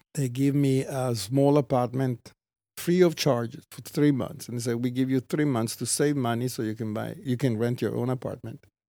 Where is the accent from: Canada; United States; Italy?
Italy; Treviso, Veneto; moved away; I was born in Italy